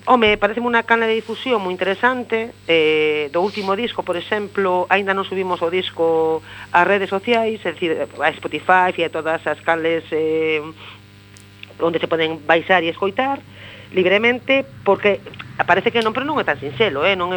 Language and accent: Galician; Vigo, Galicia, Spain; first language Spanish; Galician is a second language; also born or lived in Santiago de Compostela; Eu son, eh, a miña lengua materna, eu son nacín en Vigo. Eh, eh, os meus, a, meu, a, a miña nai, o meu pai, educaronme en, en, en castelán. Eh, a miña lingua materna de feito é o castelán